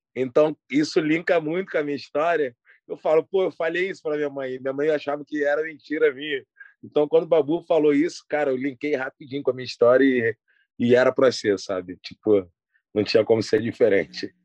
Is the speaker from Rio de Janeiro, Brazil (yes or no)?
yes; Rio de Janeiro, Brazil; eu nasci no Hospital Geral de Bom Sucesso e fui criado na favela da Kelso, zona norte do Rio de Janeiro